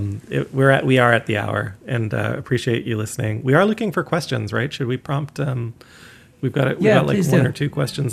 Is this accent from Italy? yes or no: no; Canada; moved away; also born or lived in Syracuse; I'm a Canadian artist.